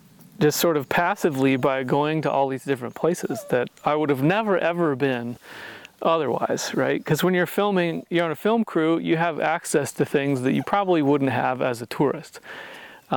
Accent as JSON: {"language": "English", "region": "Indiana", "country": "United States", "tie": "born or raised there", "said": "this kid from Indiana that really hadn't been too many places in the world"}